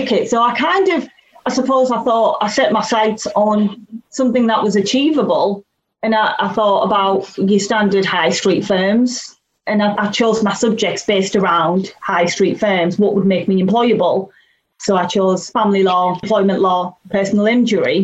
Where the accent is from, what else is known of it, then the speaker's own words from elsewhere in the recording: Teesside, North East England, United Kingdom; I was born in Teesside